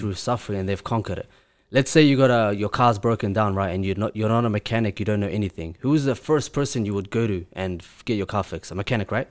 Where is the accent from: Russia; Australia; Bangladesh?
Russia; Grozny, Chechnya; now in Auckland, New Zealand; I live in Auckland, New Zealand. I'm originally from Chechnya, Grozny, which is in Russia.